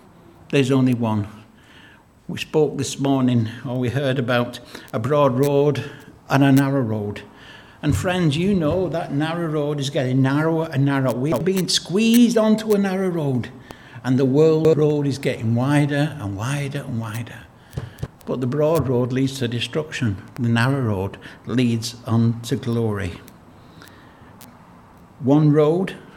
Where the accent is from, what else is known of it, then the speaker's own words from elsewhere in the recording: Lancashire, North West England, United Kingdom; When we were growing up in Lancashire, in a mill town in Lancashire